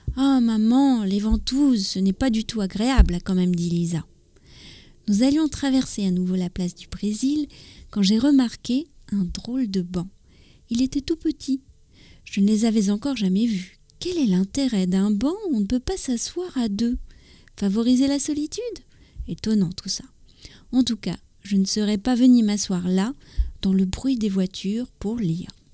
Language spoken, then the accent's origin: French; France; also born or lived in near Paris; je suis française, j'habite près de Paris